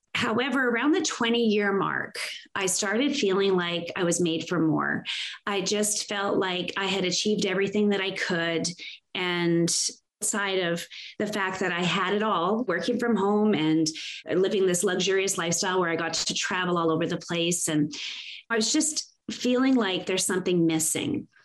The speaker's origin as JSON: {"language": "English", "country": "Canada", "tie": "born or raised there", "said": "because I was born and raised here, I'm proudly Canadian"}